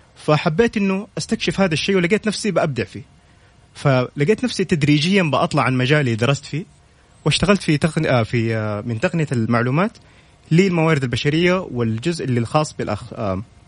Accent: Saudi Arabia; كلنا كسعوديين

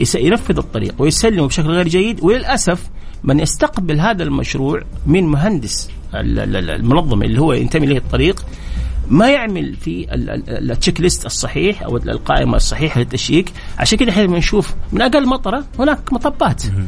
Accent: Jeddah, Makkah Province, Saudi Arabia; عندنا في جده هنا

